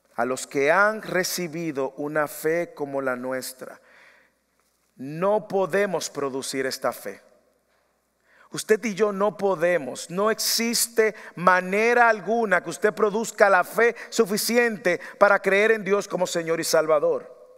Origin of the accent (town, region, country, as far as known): Dominican Republic; moved away